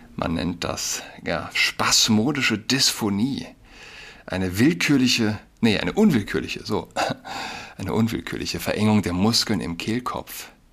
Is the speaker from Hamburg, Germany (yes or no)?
no; Saarland, Germany; now in Berlin, Germany; Ich wohne in Berlin, aber vielleicht für mich als gebürtigen Saarländer habe ich noch mal einen engeren, äh, emotionaleren Bezug